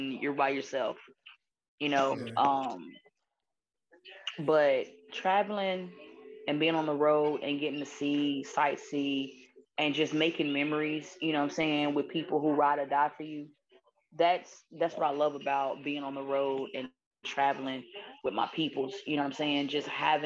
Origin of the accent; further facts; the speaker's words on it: Texas, United States; also born or lived in New York; I'm from Texas